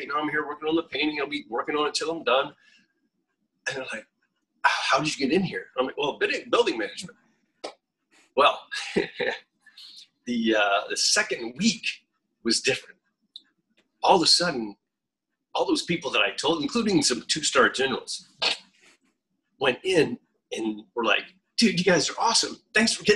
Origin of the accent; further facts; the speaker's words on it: Fort Walton Beach, Florida, United States; moved away; My hometown in Fort Walton Beach, Florida